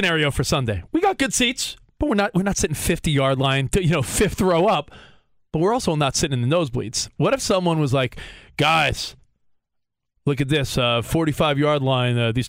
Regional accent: Long Island, New York, United States; And I'm from Long Island

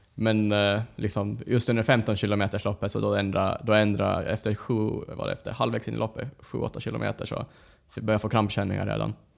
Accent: Åland Islands; moved away; åka hem över den helgen, träffa släkten, familj

